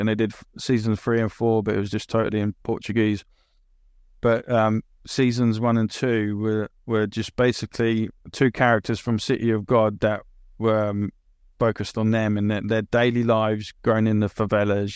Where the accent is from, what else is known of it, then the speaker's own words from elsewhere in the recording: England, United Kingdom; also born or lived in Italy / Australia / New Zealand / Finland; I'm British as well